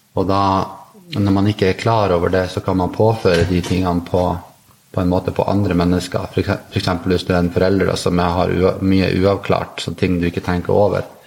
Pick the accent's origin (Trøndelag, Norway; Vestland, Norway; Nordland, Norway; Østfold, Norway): Nordland, Norway; Narvik; now in Oslo, Norway; Jeg er nordlending. Jeg kommer fra Narvik opprinnelig jeg bor i Oslo.